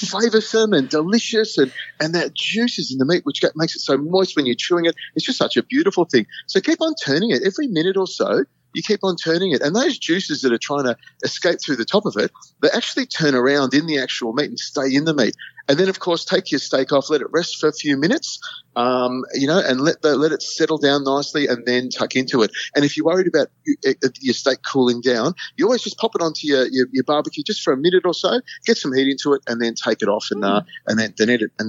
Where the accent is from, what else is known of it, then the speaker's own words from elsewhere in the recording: Malaysia; I was an Air Force brat. I grew up in Malaysia. So I've got a real hankering for Asian food as well.